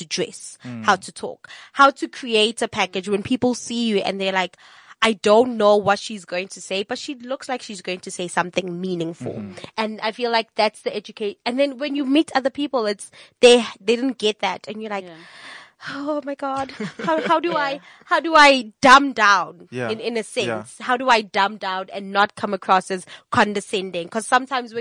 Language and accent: English; Soweto, Gauteng, South Africa; I grew up in Soweto, mm-hmm. but I felt for a long time that I didn't belong, not in Soweto per se, because that's where I live